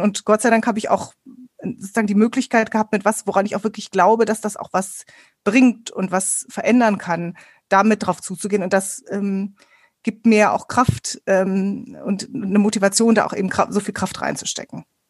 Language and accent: German; Ruhr area, North Rhine-Westphalia, Germany; Ich bin im Ruhrgebiet aufgewachsen